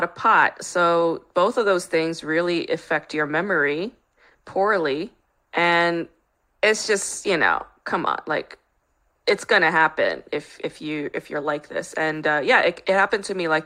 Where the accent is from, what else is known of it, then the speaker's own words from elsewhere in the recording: New York, United States; now in Los Angeles, United States; I grew up in New York